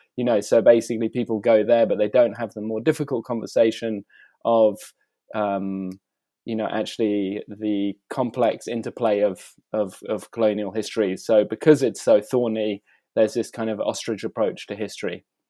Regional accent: United Kingdom; moved away as an adult; also born or lived in Italy / South Africa / Australia; I'm a British artist who um, I've spent most of the uh, last, I guess, 15 years outside of the UK

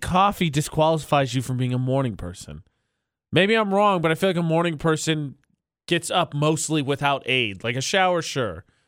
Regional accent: Indiana, United States; moved away; one of these departments is in my home state

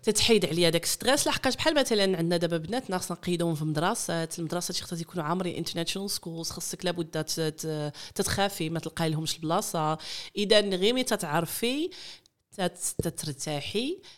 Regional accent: Netherlands; born or raised there; moved away as an adult; also born or lived in Morocco; now in Shanghai, China

